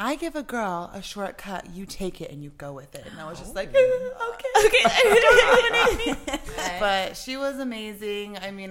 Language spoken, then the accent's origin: English; Albuquerque, New Mexico, United States; Well, I'm from Albuquerque, New Mexico. Ooh. I am a Latina myself.